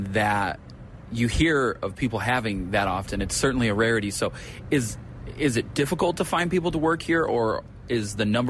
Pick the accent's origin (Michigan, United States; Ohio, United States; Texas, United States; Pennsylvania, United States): Michigan, United States; when I was growing up in Michigan